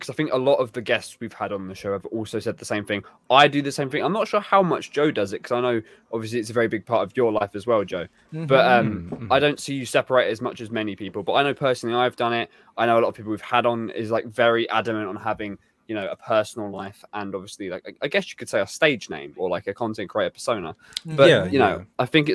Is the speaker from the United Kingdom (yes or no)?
yes; England, United Kingdom; I'm very English and very white